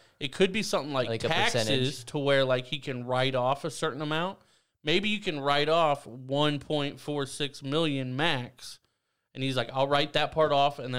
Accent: Ireland; I'm also Irish, bro.

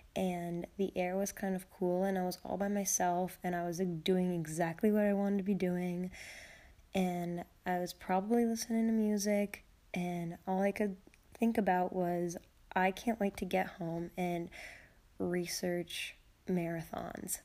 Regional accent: Peru, United States; my hometown, um, in Peru on a road called Winding Brook

